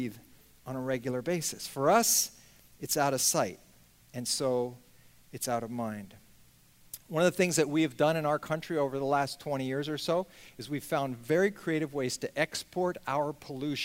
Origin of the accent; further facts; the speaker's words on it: just outside of San Francisco, California, United States; I grew up just outside of San Francisco